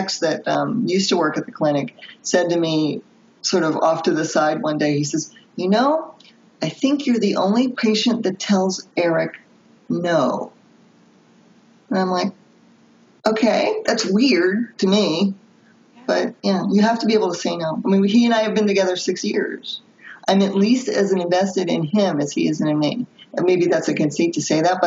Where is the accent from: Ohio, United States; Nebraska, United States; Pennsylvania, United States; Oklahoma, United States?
Pennsylvania, United States; Philadelphia; I'm from Philadelphia